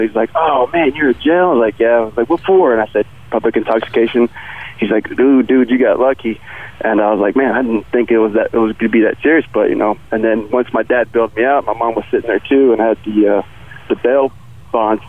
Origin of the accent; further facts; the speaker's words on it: Houston, Texas, United States; I'm from Houston. I'm out here in Fort Bliss serving